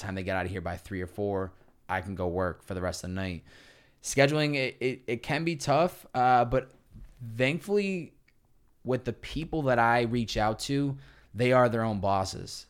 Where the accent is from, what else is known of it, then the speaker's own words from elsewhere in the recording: Chicopee, Massachusetts, United States; moved away as an adult; also born or lived in Boston, Massachusetts; I grew up in Chicopee, Massachusetts, about an hour and a half west of, uh, of Boston.